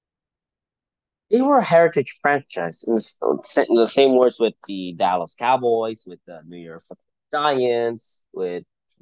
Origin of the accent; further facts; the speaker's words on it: Philippines; first language Tagalog; English is a second language; now in United States; As a Filipino living in the United States